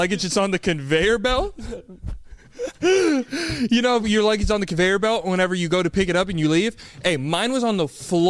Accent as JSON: {"language": "English", "region": "the South", "country": "United States", "said": "I'm from the South. My mom, I have a black mother. She raised me."}